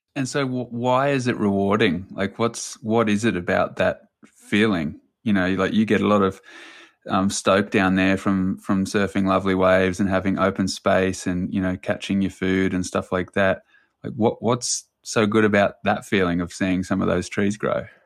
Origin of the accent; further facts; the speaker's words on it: New Zealand; I was born in New Zealand